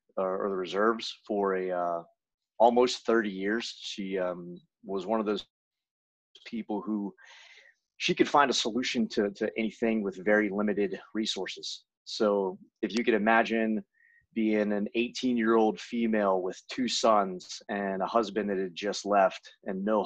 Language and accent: English; near Charlotte, North Carolina, United States; I grew up in North Carolina, pretty close to Charlotte, North Carolina, which is one of the bigger cities